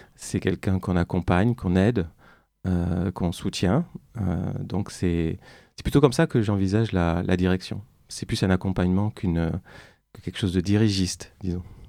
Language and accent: French; Bordeaux, Nouvelle-Aquitaine, France; moved away as an adult; also born or lived in Beijing; now in Paris, France; à Bordeaux, dans ma ville natale, qui me manque